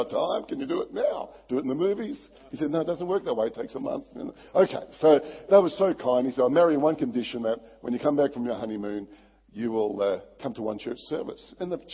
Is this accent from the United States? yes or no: no; Barossa Valley, South Australia, Australia; I was brought up in the Barossa Valley, beautiful wine growing area in South Australia